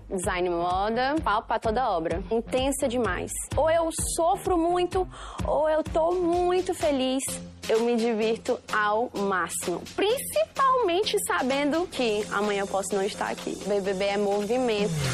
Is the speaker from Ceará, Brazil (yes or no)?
yes; Fortaleza, Ceará, Brazil; nascida e criada em Fortaleza